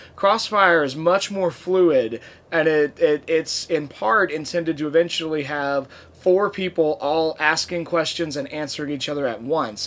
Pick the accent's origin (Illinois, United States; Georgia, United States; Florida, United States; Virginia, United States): Virginia, United States; Norfolk; my hometown where I grew up in Norfolk, Virginia